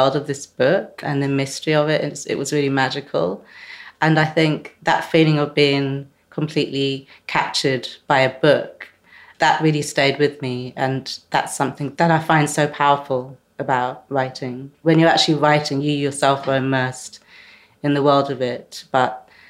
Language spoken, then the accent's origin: English; London, United Kingdom; as a Londoner, as a writer